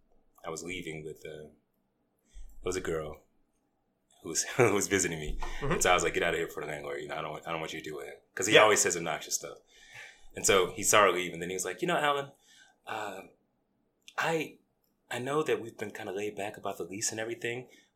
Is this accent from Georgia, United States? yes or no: yes; Atlanta, Georgia, United States; moved away as an adult; now in Denver, United States; I'm from Atlanta.